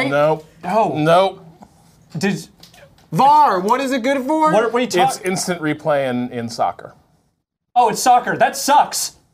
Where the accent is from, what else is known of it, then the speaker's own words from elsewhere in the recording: California, United States; I'm from California.